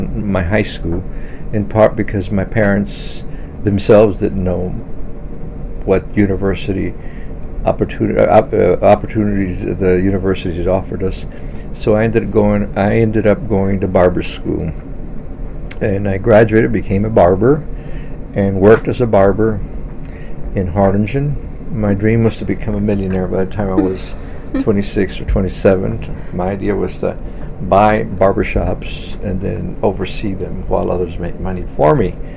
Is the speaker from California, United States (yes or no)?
no; La Feria, Texas, United States; also born or lived in Solis Ranch, Texas; my family moved from the rural community a mile and a half to the town named La Feria, Texas, L-A-F-E-R-I-A, Texas, a town of 6,000 people. And so I was raised there, went to schools there